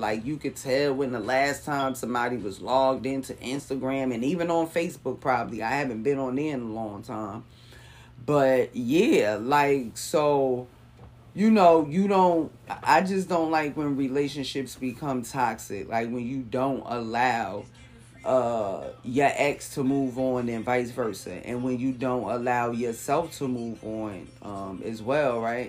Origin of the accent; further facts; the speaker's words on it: Jersey City, New Jersey, United States; moved away as an adult; also born or lived in Newark, New Jersey / Irvington, New Jersey; now in California, United States; I'm from Jersey City